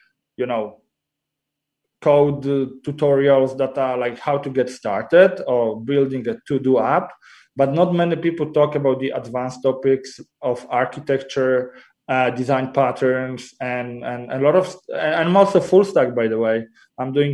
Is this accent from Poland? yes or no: yes; Poland; moved away as an adult; also born or lived in Copenhagen, Denmark; now in Warsaw, Poland; I'm Polish, grew up and, you know, I was raised in Poland.